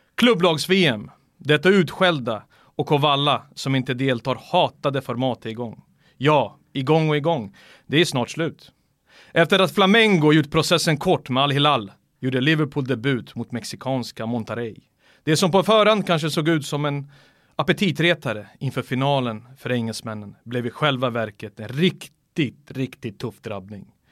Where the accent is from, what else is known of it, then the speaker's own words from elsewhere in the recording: Sweden; jag är svensk